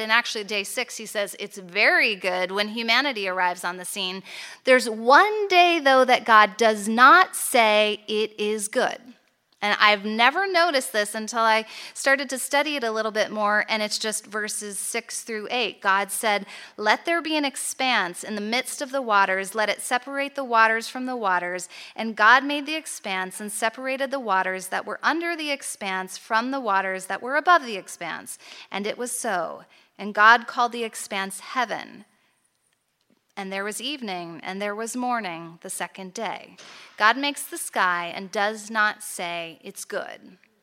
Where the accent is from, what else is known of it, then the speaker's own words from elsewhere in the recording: United States; moved away as an adult; also born or lived in Chicago; now in Toronto, Canada; I grew up in the States